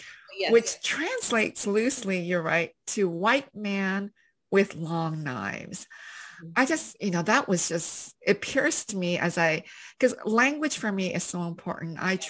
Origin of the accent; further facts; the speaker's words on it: Canada; I grew up in Canada, so I'm more familiar with it.